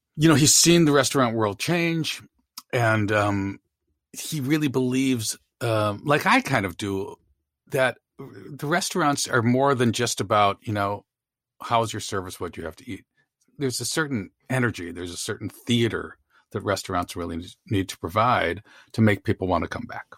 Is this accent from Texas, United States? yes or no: no; Chicago, Illinois, United States; When I was growing up in Chicago